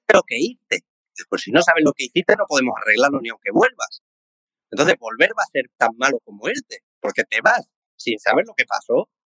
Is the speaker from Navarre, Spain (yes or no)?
no; Seville, Andalusia, Spain; como buen sevillano